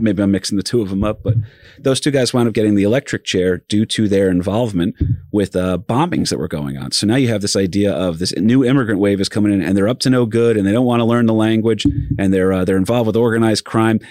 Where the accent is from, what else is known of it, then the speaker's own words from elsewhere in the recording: New Jersey, United States; I'm from Jersey